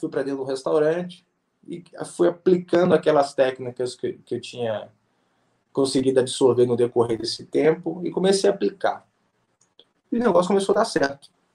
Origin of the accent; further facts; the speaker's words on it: Belo Horizonte, Minas Gerais, Brazil; eu sou de BH